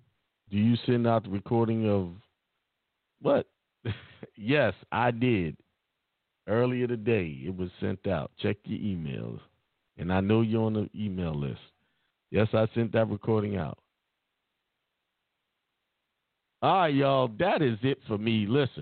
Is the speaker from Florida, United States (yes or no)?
yes; Florida, United States; also born or lived in Germany; I was born in Germany but lived in Florida all my life.